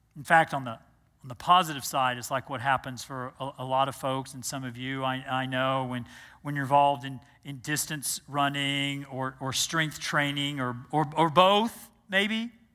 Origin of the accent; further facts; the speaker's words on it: Texas, United States; moved away as an adult; also born or lived in New Jersey; I grew up in Texas